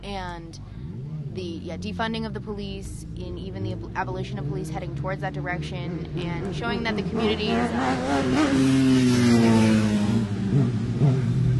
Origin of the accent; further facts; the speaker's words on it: Concord, California, United States; now in Martinez, United States; I live out in Martinez right now. I grew up in Concord